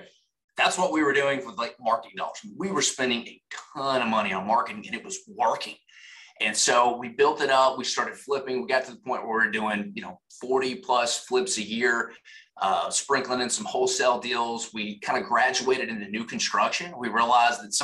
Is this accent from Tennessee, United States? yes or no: yes; Nashville, Tennessee, United States; I'm from Nashville, Tennessee